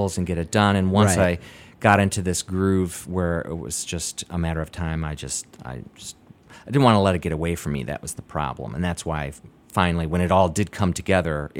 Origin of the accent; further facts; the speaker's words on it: Michigan, United States; moved away; also born or lived in San Francisco; I'm from Michigan originally